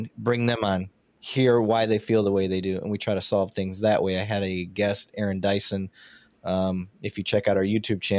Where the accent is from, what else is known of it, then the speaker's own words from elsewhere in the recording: Michigan, United States; moved away as an adult; also born or lived in Montana; now in Texas, United States; I'm an honorary Southern Canadian, being born and raised in Michigan